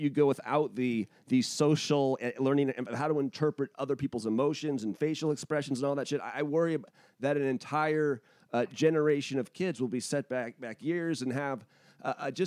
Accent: United States; as an American

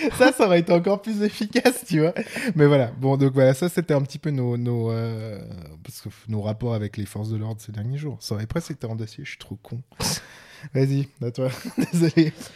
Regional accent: Switzerland; accent: Swiss; mon accent suisse en anglais

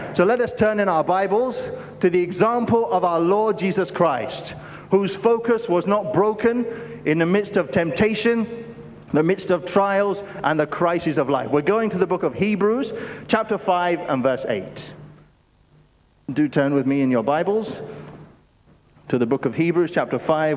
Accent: United Kingdom; moved away; I'm originally from the United Kingdom

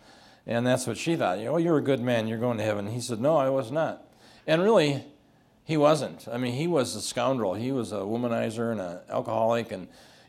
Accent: Rapid City, South Dakota, United States; And so I grew up out in Rapid City, South Dakota, and whenever the local Assembly of God church there

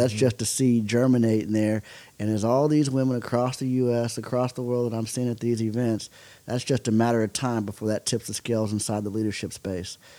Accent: Oklahoma, United States; growing up in Oklahoma, baseball is is very very big.

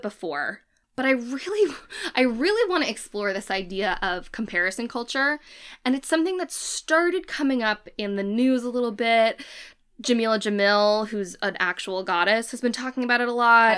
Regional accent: United States; we are American

